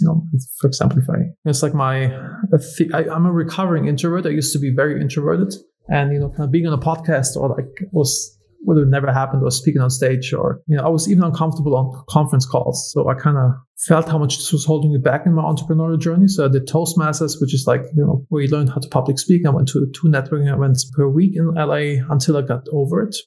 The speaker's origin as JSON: {"language": "English", "country": "Germany", "moved": "yes", "said": "I'm originally from Germany"}